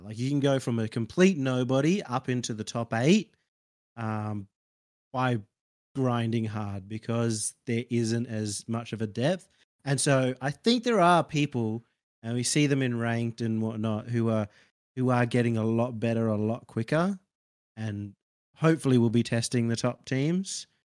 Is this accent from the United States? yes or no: no; Australia; as an Aussie